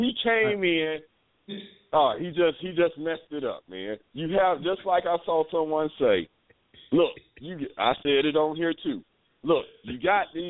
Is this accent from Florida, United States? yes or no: yes; Jacksonville, Florida, United States; also born or lived in Cincinnati, Ohio; I'm from Duval County